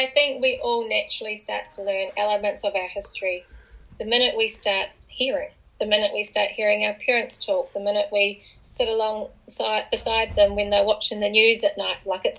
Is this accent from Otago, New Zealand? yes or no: yes; Dunedin, Otago, New Zealand; also born or lived in Mount Cook Village; I grew up in Dunedin, and I, you know, Dunedin's got a really Scottish feel to it, which is awesome, and I wouldn't want it any other way.